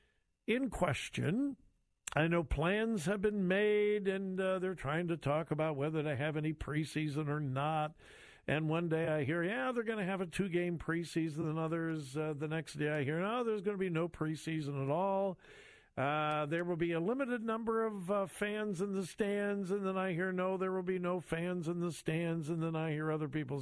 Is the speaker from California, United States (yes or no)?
yes; Los Angeles, California, United States; now in Ohio, United States; I grew up in the Los Angeles area